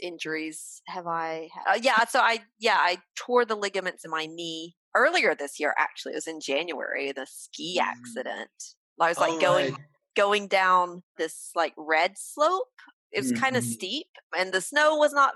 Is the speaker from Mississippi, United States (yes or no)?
yes; Mississippi, United States; in Mississippi, we actually did have an ice hockey team.